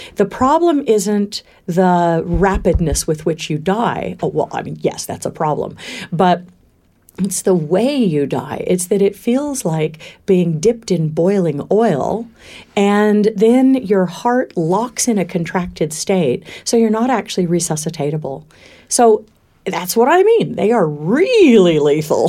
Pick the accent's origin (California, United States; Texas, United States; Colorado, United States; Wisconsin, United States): California, United States; Valley of Enchantment; moved away as an adult; also born or lived in Palm Springs, California / Berkeley, California / Queensland, Australia; now in Australia; I was born in Palm Springs in the desert, but at quite a young age, before I remember, um, we moved to Valley of Enchantment